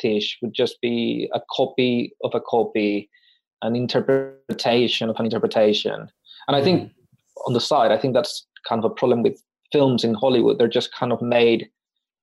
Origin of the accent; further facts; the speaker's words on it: Paraguay; moved away; I would say, from Paraguay